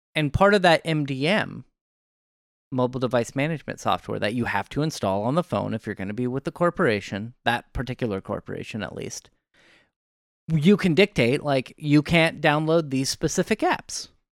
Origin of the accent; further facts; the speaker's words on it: Oregon, United States; I'm from Oregon